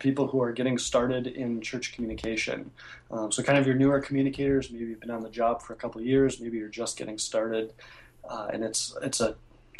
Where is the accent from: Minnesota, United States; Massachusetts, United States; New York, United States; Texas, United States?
Minnesota, United States; I'm from Minnesota